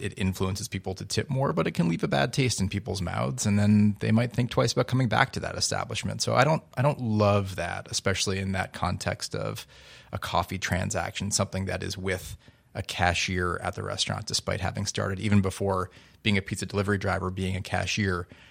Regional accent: Newton, Massachusetts, United States; growing up in my hometown of Newton, Massachusetts

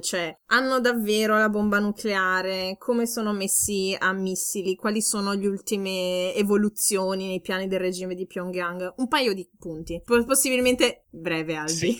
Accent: Ferrara, Emilia-Romagna, Italy; moved away as an adult; also born or lived in Forlì; now in Bavaria, Germany; sono nata a Ferrara e dopo aver studiato a Forlì Scienze Politiche mi sono trasferita ormai sei anni fa in Baviera

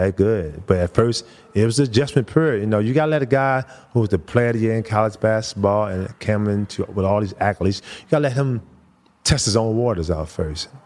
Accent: Baltimore, Maryland, United States; moved away; growing up in Baltimore

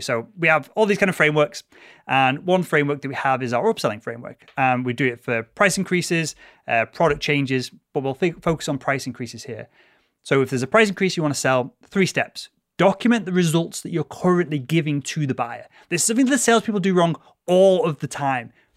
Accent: United Kingdom; being born British

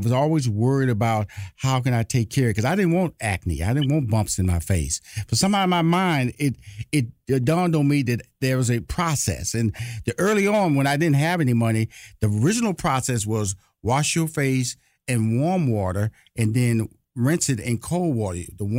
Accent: Atlanta, Georgia, United States; Well, I'm from Atlanta. I'm in Atlanta.

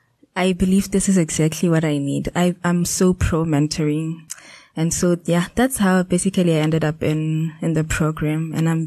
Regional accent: Botswana; moved away as an adult; now in Cape Town, South Africa; I'm originally from Botswana

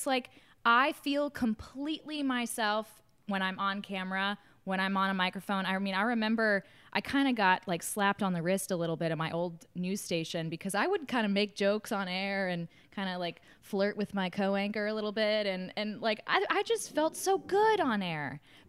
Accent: New York City, New York, United States; born there; Yeah, so I was born in New York City in Manhattan, but my parents didn't want to be there very long

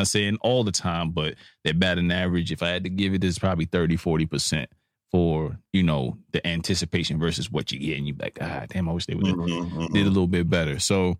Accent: Brooklyn, New York, United States; I'm from Brooklyn.

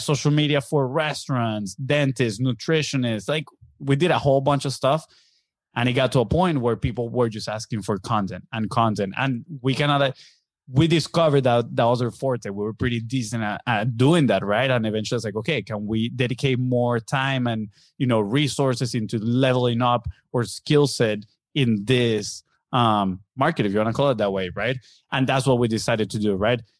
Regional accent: Venezuela; English is a second language; moved away as an adult; now in Florida, United States; We are from Venezuela in South America

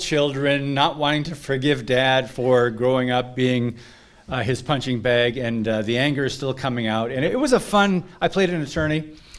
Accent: Kingsford, Michigan, United States; moved away; my hometown in Upper Michigan, and former Kingsford resident.

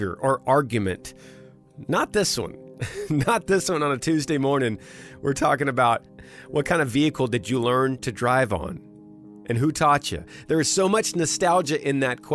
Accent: Texas, United States; growing up in Texas, didn't have a problem running into snowbanks

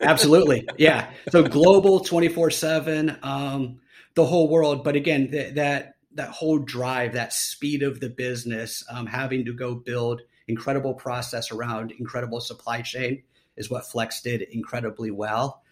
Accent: Columbus, Ohio, United States; moved away as an adult; also born or lived in Los Angeles, California; now in Austin, United States; I was born and raised in Columbus, Ohio

